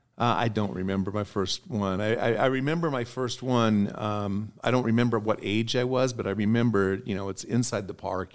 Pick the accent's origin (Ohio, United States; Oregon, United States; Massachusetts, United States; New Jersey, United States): Oregon, United States; moved away; growing up in Oregon